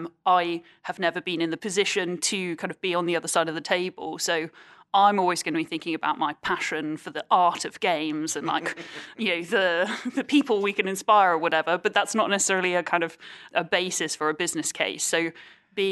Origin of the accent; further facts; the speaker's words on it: United Kingdom; we are very British and we don't always kind of do that.